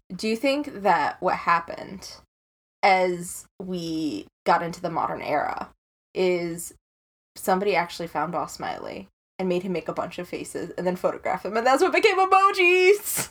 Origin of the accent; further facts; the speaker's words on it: Chicago, Illinois, United States; I'm from Chicago